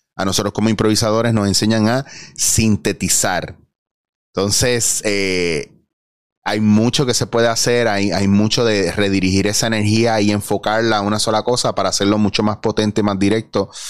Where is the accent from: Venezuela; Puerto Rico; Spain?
Puerto Rico; Soy puertorriqueño